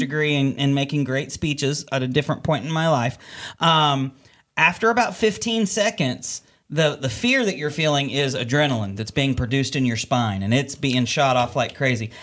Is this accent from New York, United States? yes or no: no; California, United States; now in Northwest Arkansas, United States; I grew up in California